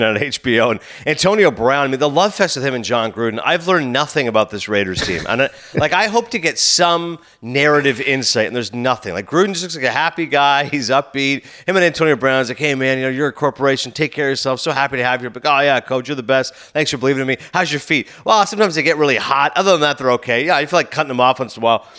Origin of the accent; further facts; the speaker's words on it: Toronto, Ontario, Canada; I grew up in Toronto, obviously growing up in Ontario